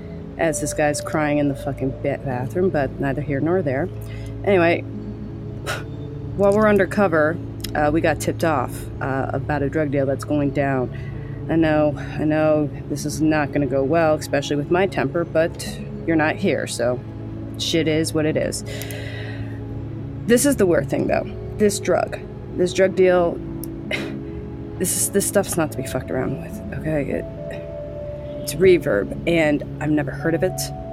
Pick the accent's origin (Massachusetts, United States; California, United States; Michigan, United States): California, United States; Like, I've never, again, I'm just from California.